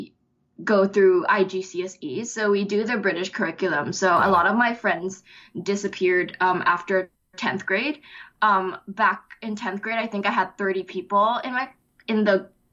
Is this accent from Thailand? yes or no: yes; Bangkok, Thailand; moved away as an adult; I'm from Thailand, Bangkok